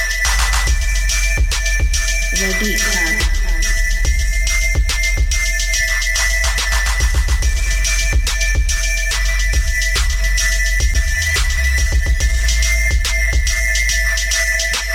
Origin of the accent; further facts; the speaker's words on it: Boston, Massachusetts, United States; I'm from Mattapan 2